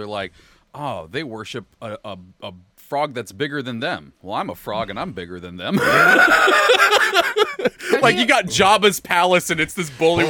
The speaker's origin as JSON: {"language": "English", "town": "San Diego", "region": "California", "country": "United States", "tie": "born or raised there", "said": "I grew up in San Diego"}